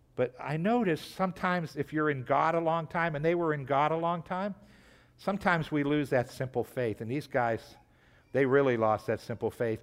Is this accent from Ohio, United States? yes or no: yes; Trumbull County, Ohio, United States; I grew up in, in, in Trumbull County.